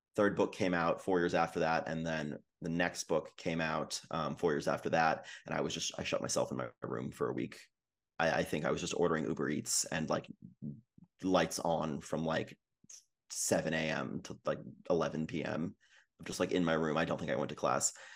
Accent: Vancouver, British Columbia, Canada; I'm from Vancouver

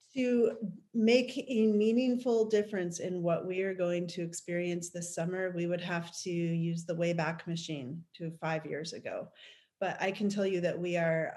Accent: New York, United States; now in Oregon, United States; I grew up in New York

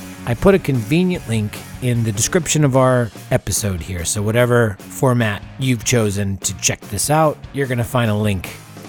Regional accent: Wisconsin, United States; moved away; another fella that I grew up with back in Wisconsin.

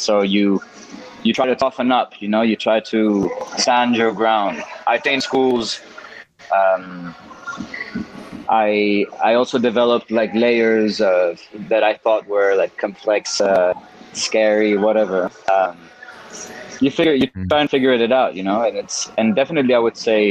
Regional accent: Mexico; also born or lived in Switzerland; growing up in Mexico

